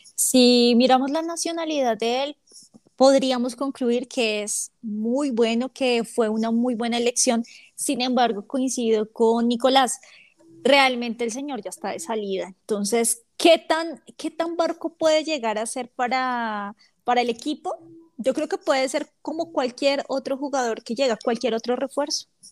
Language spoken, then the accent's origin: Spanish; Bogotá, Colombia; yo soy de Bogotá